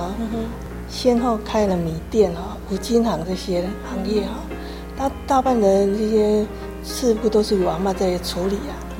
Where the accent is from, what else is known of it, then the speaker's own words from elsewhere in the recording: Yuli, Hualien County, Taiwan; 我从小就在这边长大。说在读书的期间有离开玉里一段时间。